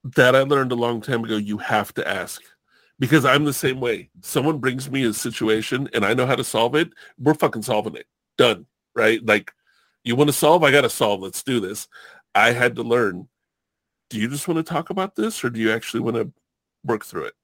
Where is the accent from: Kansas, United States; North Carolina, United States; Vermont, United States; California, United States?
California, United States; Southern; also born or lived in Hawaii; I grew up in Southern California